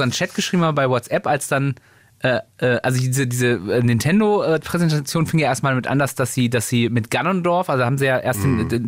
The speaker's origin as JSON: {"language": "German", "country": "Germany", "said": "Wir sind Deutsche"}